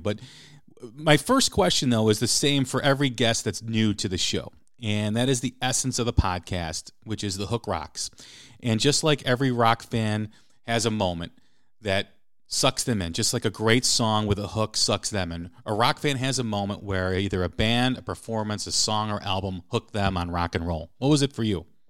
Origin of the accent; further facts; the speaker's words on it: outside of Chicago, Illinois, United States; I grew up outside of Chicago